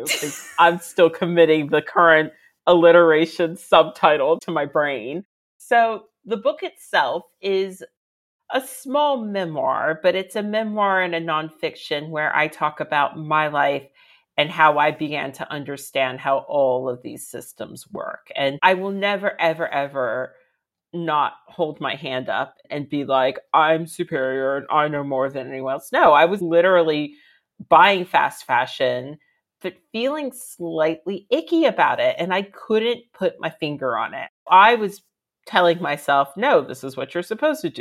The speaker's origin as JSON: {"language": "English", "town": "Reston", "region": "Virginia", "country": "United States", "tie": "born or raised there", "moved": "as an adult", "lives_now": "London, United Kingdom", "said": "I'm from Reston, Virginia, which is the northern part of Virginia"}